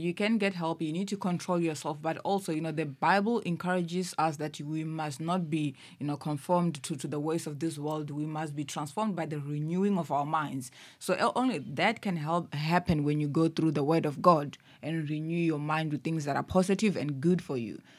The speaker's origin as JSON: {"language": "English", "region": "Limpopo", "country": "South Africa", "moved": "as an adult", "lives_now": "Cape Town, South Africa", "said": "I'm from Limpopo. I moved here to Cape Town a little over three years ago."}